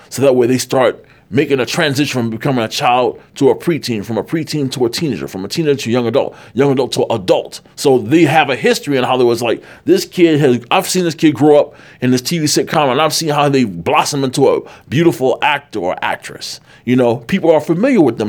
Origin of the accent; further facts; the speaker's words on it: Chicago, Illinois, United States; now in California, United States; growing up in Chicago